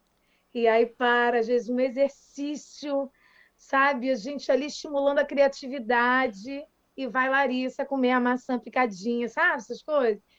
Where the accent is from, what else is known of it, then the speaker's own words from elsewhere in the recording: Niterói, Rio de Janeiro, Brazil; tem um colégio super tradicional aqui em Niterói, sou de Niterói